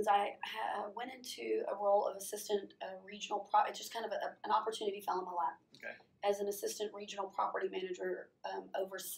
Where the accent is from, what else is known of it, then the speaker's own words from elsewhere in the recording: College Station, Texas, United States; Yeah. Um, I am originally from College Station, Bryan College Station, Texas.